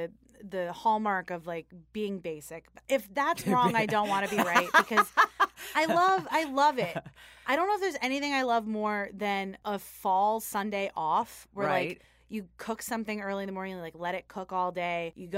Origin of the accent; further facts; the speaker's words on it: United States; But it is. It is, because that's what being American is you take kind of these, like, more traditional, like, we had a course every year that was, like, a Thanksgiving course.